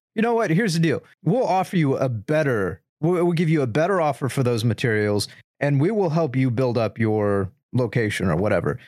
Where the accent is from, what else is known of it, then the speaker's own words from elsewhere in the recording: United States; as an American